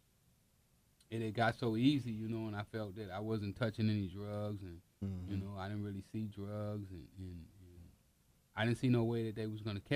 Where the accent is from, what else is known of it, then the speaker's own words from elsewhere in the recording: Los Angeles, California, United States; we grew up in South Central L.A.